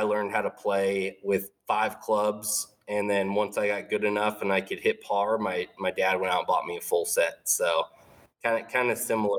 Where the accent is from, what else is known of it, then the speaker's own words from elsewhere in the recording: San Jose, California, United States; I grew up in the South Bay of the Bay Area in San Jose